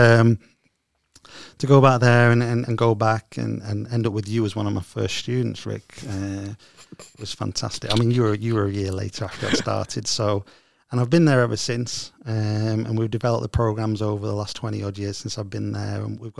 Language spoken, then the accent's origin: English; Stockport, North West England, United Kingdom; I was originally from Stockport.